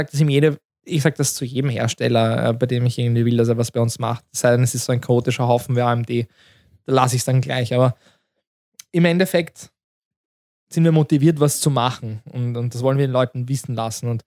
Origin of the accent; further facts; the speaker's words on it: Austria; Ja, wir sind aus Österreich und alles ist Fakt